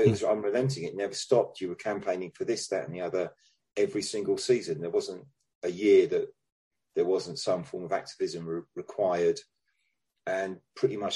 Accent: London, United Kingdom; because I was you know I was a, a DFL, I was down from London, and um, didn't know anybody.

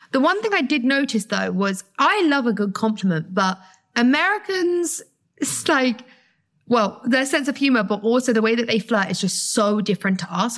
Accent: United Kingdom; as a British girl

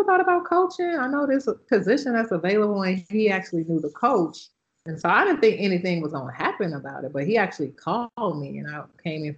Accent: Chicago, Illinois, United States; moved away; also born or lived in Iowa; I was from Chicago

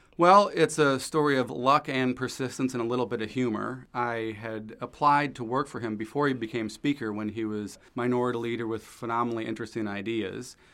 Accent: St. Louis, Missouri, United States; moved away; Grew up in Saint Louis

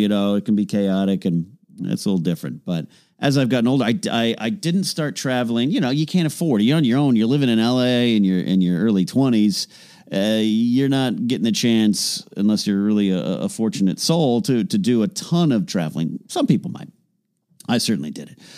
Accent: Arroyo Grande, California, United States; moved away as an adult; now in Los Angeles, United States; my hometown of Arroyo Grande, California

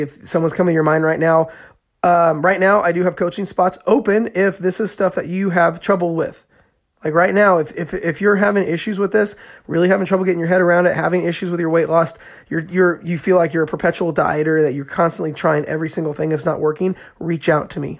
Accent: Indiana, United States; I'm from Indiana and, uh, there's corn fields everywhere

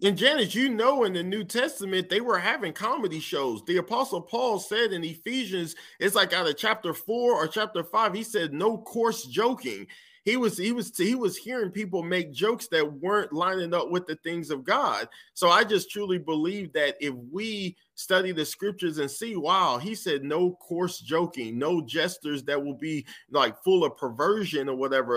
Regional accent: United States; I'm an American

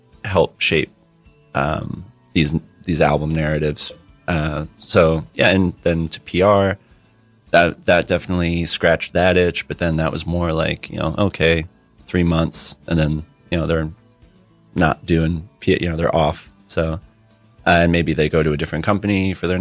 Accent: Asbury Park, New Jersey, United States; I'm pretty exclusively kind of from Asbury Park.

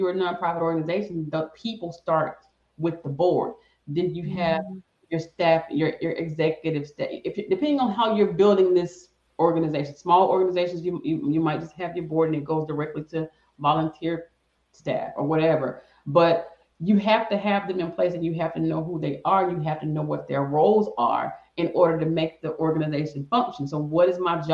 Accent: the South, United States; I'm from the South

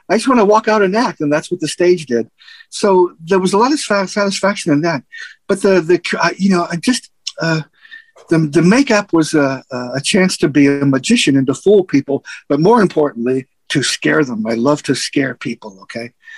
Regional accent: United States; I grew up in Little Italy.

